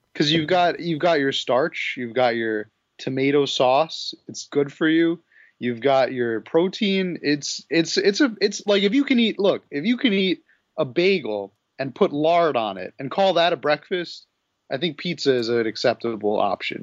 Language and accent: English; New York, United States; as a New Yorker